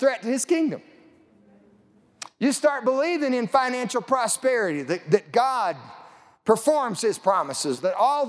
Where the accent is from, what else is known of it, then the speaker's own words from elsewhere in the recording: Lamar, Colorado, United States; I grew up in southeast Colorado. I grew up in May Valley. It's about 10 miles north of Lamar, Colorado.